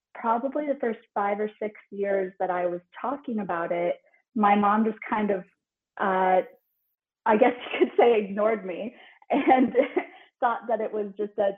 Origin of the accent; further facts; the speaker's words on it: Minneapolis, Minnesota, United States; also born or lived in St. Paul, Minnesota; I spent exactly half of my childhood in St. Paul. And then when I was 9 years old, we moved to Minneapolis